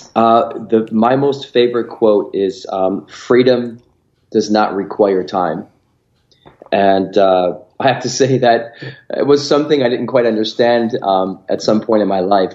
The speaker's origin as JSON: {"language": "English", "town": "Rochester", "region": "New York", "country": "United States", "tie": "born or raised there", "said": "I grew up in upstate New York. Um, uh, probably it's not a big city, but it was a good sized city, Rochester, New York"}